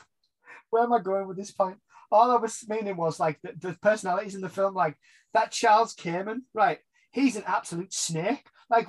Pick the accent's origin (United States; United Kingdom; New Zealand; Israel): United Kingdom; England; we as English British people